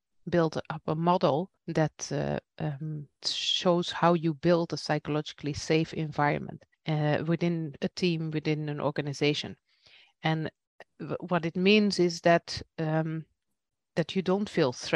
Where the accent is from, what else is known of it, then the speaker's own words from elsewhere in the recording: Belgium; now in Netherlands; I'm from Belgium myself, and my parents still live in Belgium